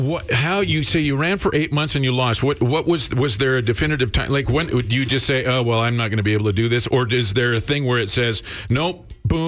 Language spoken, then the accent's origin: English; Creston, British Columbia, Canada; I'm from Creston, B.C., the home of Kokanee beer.